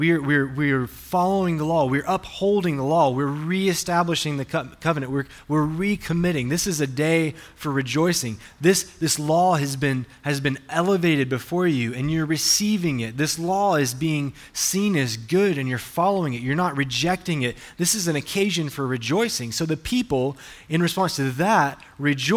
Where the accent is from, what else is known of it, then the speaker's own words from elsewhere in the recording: Alabama, United States; I'm from the deep south, from Alabama